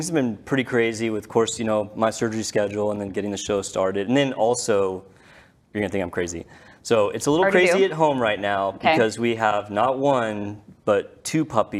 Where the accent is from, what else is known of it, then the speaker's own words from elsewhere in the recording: Dallas, Texas, United States; also born or lived in Louisville / Tennessee; I'm a plastic surgeon, born and raised in the Dallas Metroplex.